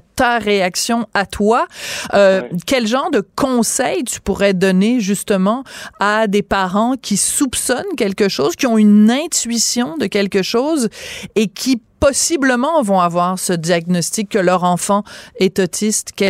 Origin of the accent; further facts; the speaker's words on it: Montreal, Quebec, Canada; C'est fou que ce, soit, que ce soit chez nous à Montréal.